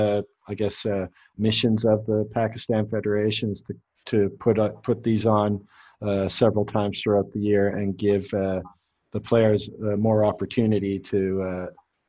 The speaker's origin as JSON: {"language": "English", "country": "Canada", "moved": "yes", "lives_now": "United Arab Emirates", "said": "Now I live, I'm Canadian, but I live in the UAE"}